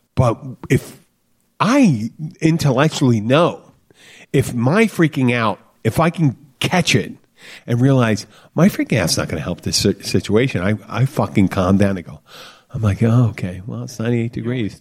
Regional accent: the Florida Keys, United States; grew up together down here pretty much. I guess that's what you do in the Keys.

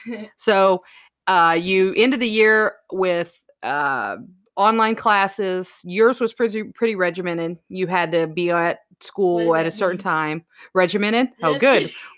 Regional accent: Indiana, United States; we're from Indiana.

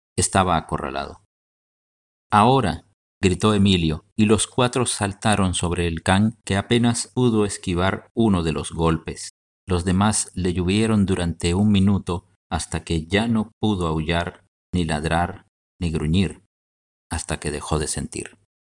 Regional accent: Guatemala

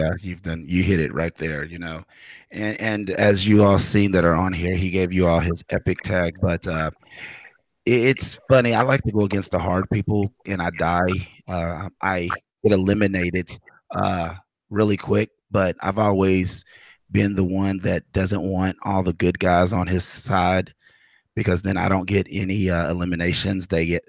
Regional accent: Kentucky, United States; I'm from Kentucky. I love that they're doing it, but I cannot be outdone by Kentucky.

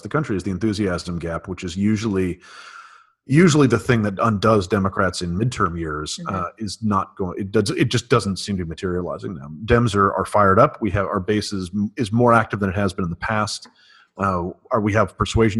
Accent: New Mexico, United States; moved away; the former governor of my home state

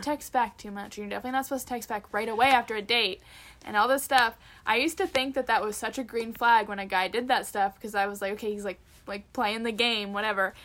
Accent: Canada; as a Canadian

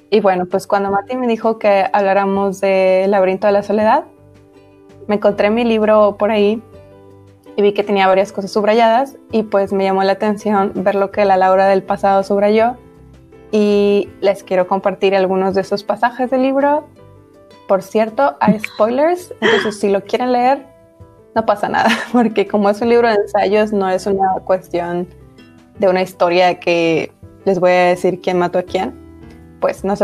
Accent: Mexico; mexicanos andamos buscando nuestro origen.

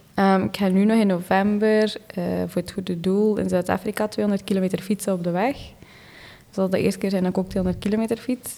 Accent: East Flanders, Belgium; Ik ben afkomstig van Oost-Vlaanderen

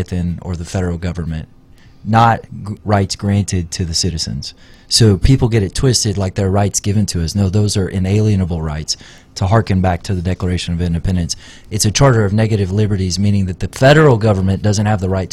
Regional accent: East Texas, United States; I grew up in East Texas

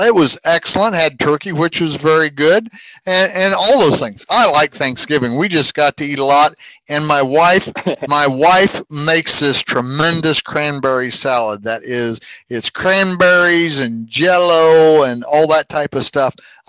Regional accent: Illinois, United States; now in Kentucky, United States; Now, I'm originally from Illinois

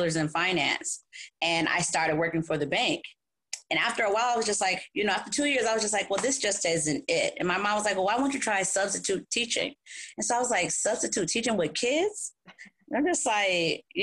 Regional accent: New Haven, Connecticut, United States; I'm from New Haven, Connecticut, born and raised

